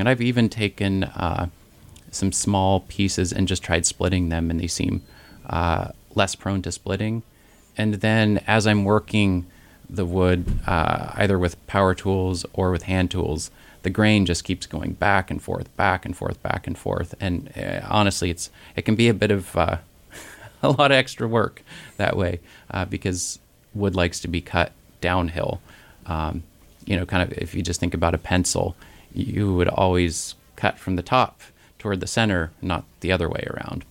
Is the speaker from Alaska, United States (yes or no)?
yes; Ketchikan, Alaska, United States; I grew up in the Ketchikan area